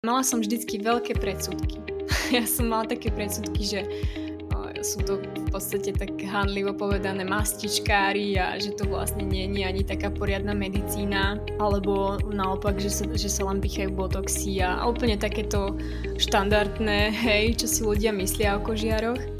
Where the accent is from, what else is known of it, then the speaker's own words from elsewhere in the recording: western Slovakia, Slovakia; moved away as an adult; now in Prague, Czech Republic; pochádzam zo západného Slovenska z malej dedinky a momentálne 10. rok žijem v Prahe